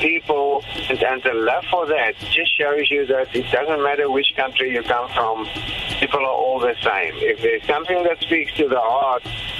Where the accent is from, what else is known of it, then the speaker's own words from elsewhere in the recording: Canada; I come from Canada. We've been touring Canada twice already.